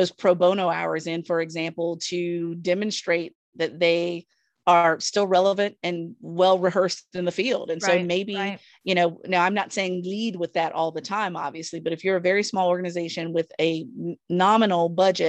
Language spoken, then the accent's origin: English; Virginia, United States; I'm from Southern Virginia, so I'm used to all this